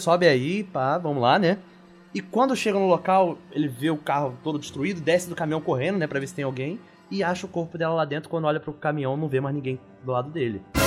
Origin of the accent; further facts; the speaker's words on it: Rio de Janeiro, Brazil; na minha infância, lá em Bangu, no oeste do Rio de Janeiro